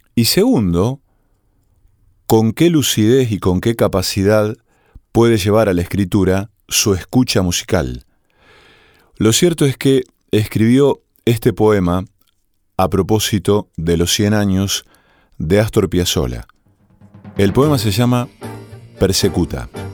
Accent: Argentina; cuando empecé a jugar al tenis en mi pueblo natal, era la década del 80

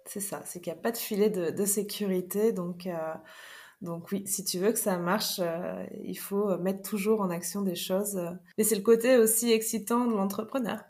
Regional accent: Paris, Île-de-France, France; now in La Rochelle, France; je viens de Paris

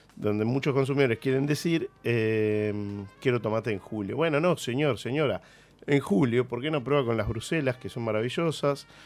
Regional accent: Argentina; nuestra identidad como argentinos

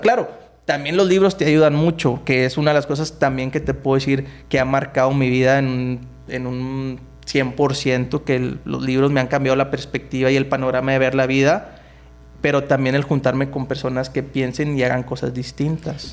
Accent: Nuevo Laredo, Tamaulipas, Mexico; Yo crecí aquí en Nuevo Laredo en, en, en, en la colonia San Rafael

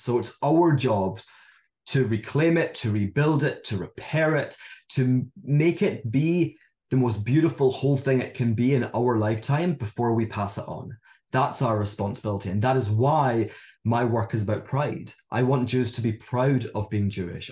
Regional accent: Scotland, United Kingdom; moved away as an adult; also born or lived in Hong Kong; now in London, United Kingdom; I'm from Scotland, as many of you can probably tell by my accent

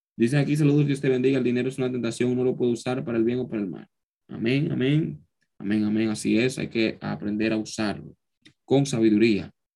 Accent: Dominican Republic; joven dominicano que soy

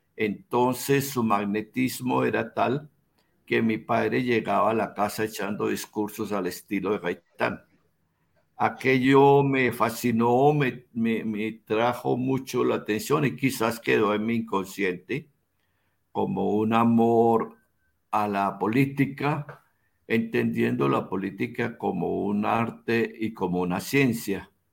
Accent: Bogotá, Colombia; yo soy bogotano

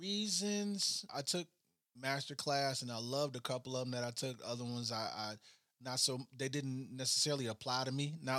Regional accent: Chicago, Illinois, United States; now in Cincinnati, United States; I'm from Chicago.

